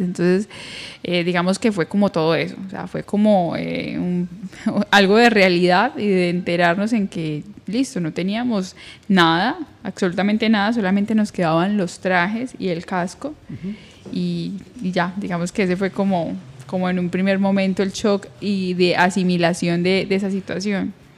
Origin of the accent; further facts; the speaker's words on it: Colombia; salimos de Colombia